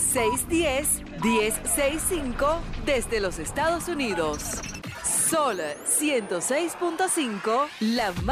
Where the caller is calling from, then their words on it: Puerto Plata, Dominican Republic; de Puerto Plata.